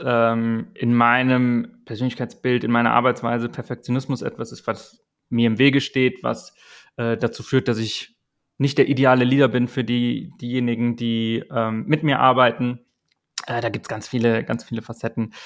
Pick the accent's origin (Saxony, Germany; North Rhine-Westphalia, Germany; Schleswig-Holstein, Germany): North Rhine-Westphalia, Germany; Eschweiler; now in Hamburg, Germany; da gab es die Schulzeit ähm, in meiner Heimatstadt, ähm, Kleinstadt in Nordrhein-Westfalen